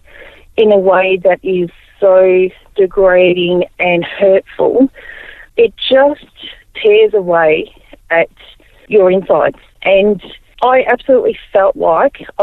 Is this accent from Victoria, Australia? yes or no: yes; Melbourne, Victoria, Australia; also born or lived in Albury, New South Wales; I was born in Albury in New South Wales. My majority of my years were down in Melbourne along the beach